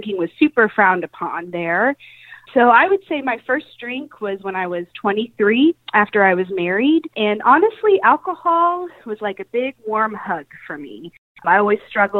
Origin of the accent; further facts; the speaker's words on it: Kansas City, United States; moved away as an adult; now in Atlanta, United States; I am originally from Kansas City, but I have been living in the Atlanta area for the last 3